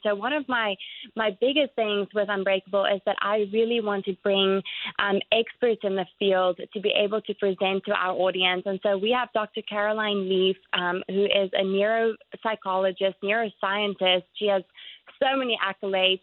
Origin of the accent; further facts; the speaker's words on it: South Africa; moved away as an adult; now in Jacksonville, United States; my home country, South Africa